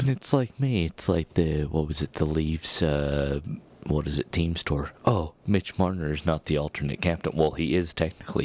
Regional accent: Colorado, United States; we're from Colorado

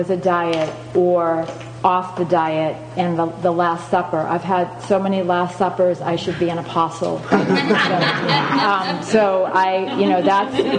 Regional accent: Boston, Massachusetts, United States; moved away as an adult; also born or lived in Pennsylvania / San Francisco area; now in San Francisco, United States; I lived in Pennsylvania for 6 years before moving here, but I grew up in the Boston area

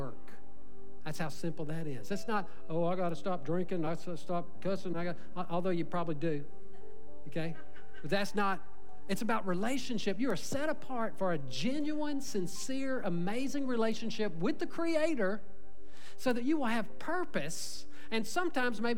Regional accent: Little Cypress, Texas, United States; I'm from Little Cypress

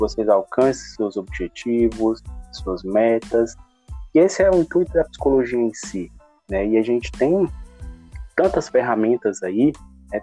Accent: Fortaleza, Ceará, Brazil; Eu sou de Fortaleza

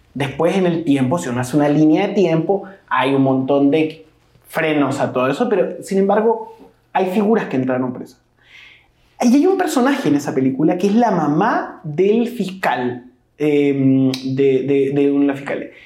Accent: Chile; nosotros como chilenos

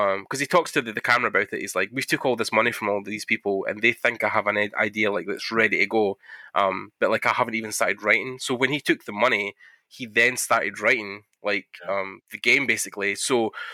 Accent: Scotland, United Kingdom; I'm Scottish

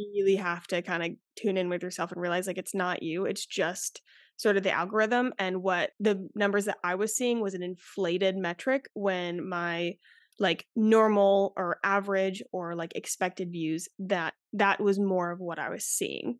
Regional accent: Charleston, South Carolina, United States; I'm from Charleston, South Carolina

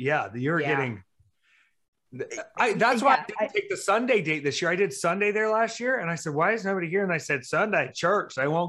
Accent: the South, United States; also born or lived in Myrtle Beach / Marietta, Georgia / Jacksonville, North Carolina / Greer, South Carolina; Well, honey, I'm from the South. I'm from the Bible Belt.

